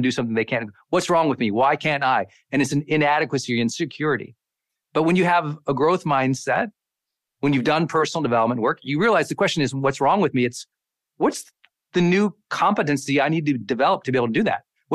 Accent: Montana, United States; moved away as an adult; I'm a kid from Montana

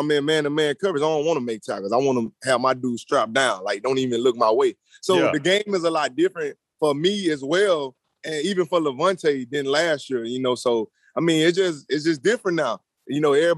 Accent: New Orleans, Louisiana, United States; moved away; we went down there to my hometown

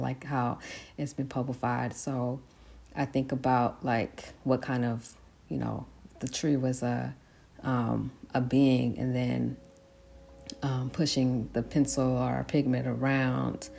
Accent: San Francisco, California, United States; I grew up in San Francisco

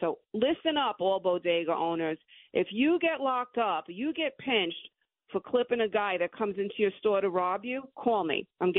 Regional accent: New York City, New York, United States; also born or lived in Long Island; Well, I'm born and raised in Brooklyn, New York. We have a house out on Long Island.

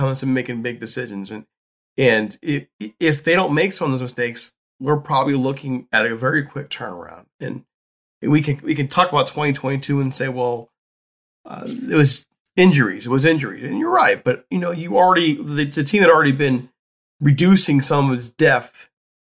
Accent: Youngstown, Ohio, United States; my hometown, Youngstown State

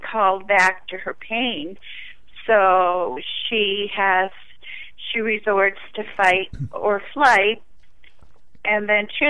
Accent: northern New England, United States; I am from New England, and it's really the only, northern New England

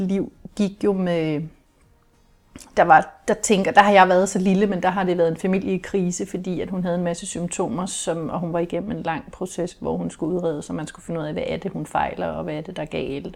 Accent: Kolding, Southern Denmark, Denmark; jeg er jo opvokset i det, som man jo kunne kalde en kernefamilie med mor og far, og jeg var lille søster, og jeg havde en storebror, og vi boede i et parcelhus i Kolding

